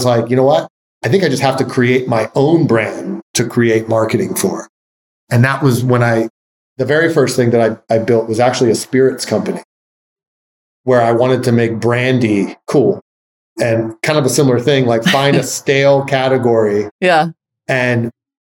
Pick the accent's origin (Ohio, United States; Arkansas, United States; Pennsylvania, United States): Pennsylvania, United States; Philadelphia; moved away; I moved back to my hometown of Philadelphia